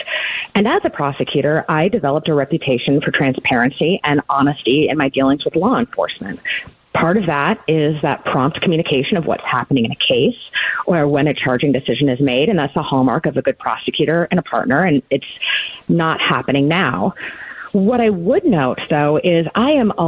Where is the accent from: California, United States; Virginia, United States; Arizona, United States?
Arizona, United States; moved away as an adult; also born or lived in Indiana / Cook County, Illinois; I was born and raised right here in Arizona